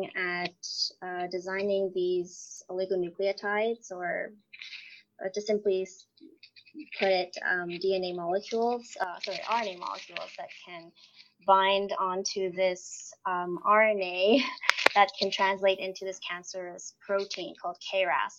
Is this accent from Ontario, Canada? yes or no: yes; Toronto, Ontario, Canada; moved away as an adult; now in Prince George, Canada; I grew up there my whole life